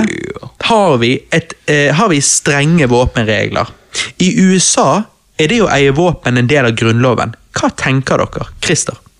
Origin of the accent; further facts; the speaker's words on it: Bergen, Vestland, Norway; Vi er jo bergensere!